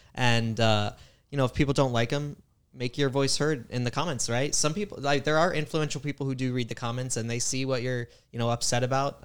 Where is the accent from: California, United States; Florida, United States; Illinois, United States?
Florida, United States; Tampa Bay area; grew up in the Tampa Bay area